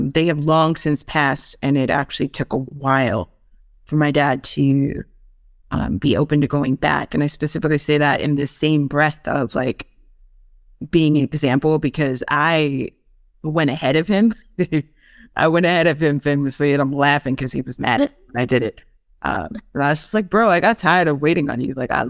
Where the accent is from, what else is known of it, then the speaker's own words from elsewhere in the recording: New York, United States; No, I'm like, nah, fam. Like, just, I'm such a New Yorker.